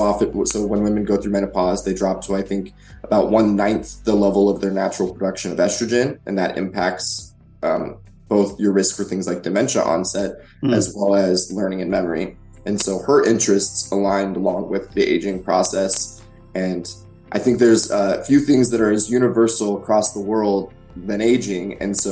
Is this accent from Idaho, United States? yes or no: yes; Idaho, United States; But I think originally, I grew up in Idaho.